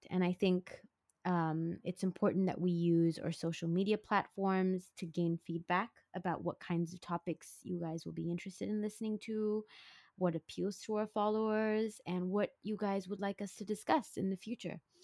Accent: Singapore; also born or lived in San Francisco; I was born and bred in Singapore in a family of four

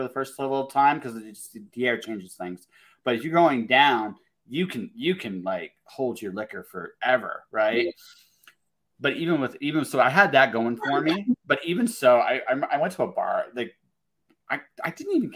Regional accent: Canada; I'm Canadian

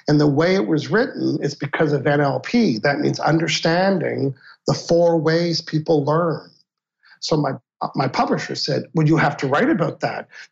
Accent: Canada; I'm a Canadian

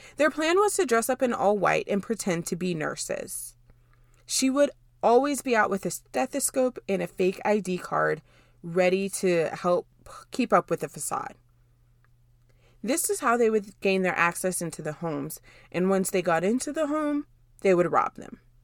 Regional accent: Dallas, Texas, United States; I'm from the Dallas area

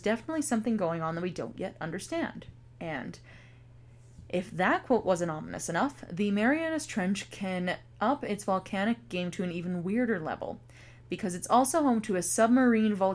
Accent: Canada; I'm not Southern. I'm just Canadian.

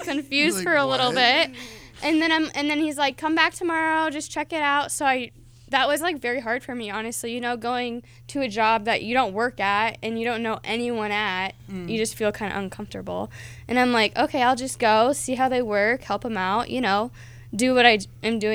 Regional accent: Waukee, Iowa, United States; I come from Des Moines, Waukee

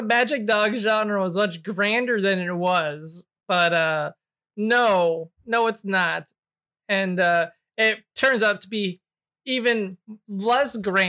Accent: United States; I'm American

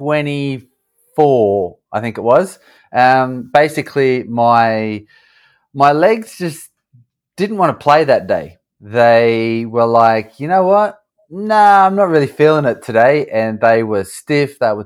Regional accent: Australia; moved away as an adult; also born or lived in United States; now in London, United Kingdom; I'm an Aussie. I grew up in Australia.

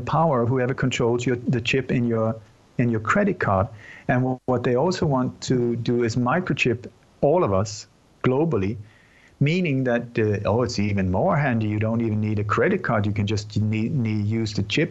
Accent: Sweden; also born or lived in Denmark; I'm born in Denmark, but I grew up in Sweden.

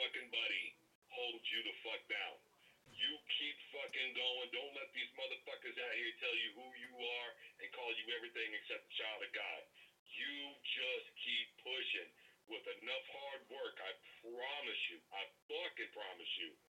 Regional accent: Wichita, Kansas, United States; also born or lived in Omaha / Oklahoma City / United Kingdom; now in Arkansas, United States; That is my hometown. That's where I'm from

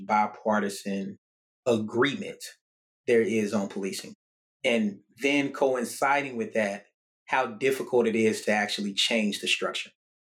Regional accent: Murfreesboro, Tennessee, United States; my hometown in Murfreesboro, Tennessee

